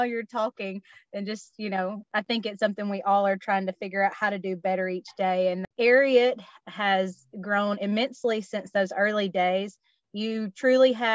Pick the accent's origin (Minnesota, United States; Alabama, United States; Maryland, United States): Alabama, United States; moved away; move back to my home state of Alabama